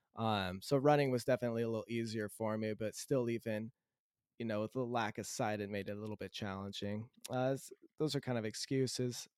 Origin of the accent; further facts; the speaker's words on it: Southern California, United States; also born or lived in Idaho / greater Seattle area; now in Seattle area, United States; I was born in Southern California, and uh, my my mom, dad, brother, sister, all grew up in Southern California.